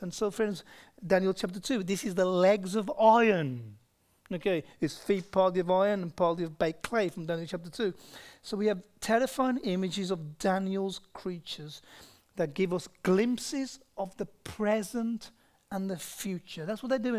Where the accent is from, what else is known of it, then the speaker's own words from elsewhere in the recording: United Kingdom; moved away; I'm from Britain